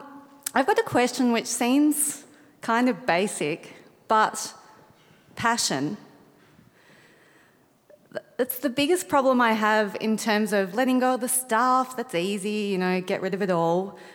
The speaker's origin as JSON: {"language": "English", "country": "Australia", "tie": "born or raised there", "said": "now you're in my home country"}